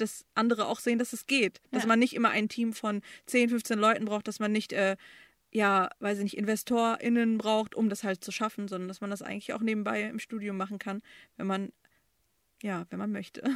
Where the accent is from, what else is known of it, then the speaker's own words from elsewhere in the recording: Bochum, North Rhine-Westphalia, Germany; also born or lived in Romania / Düsseldorf / Erkrath; now in Dortmund, Germany; von Erkrath sind wir nach Bochum gezogen. Und da habe ich die meiste Zeit verbracht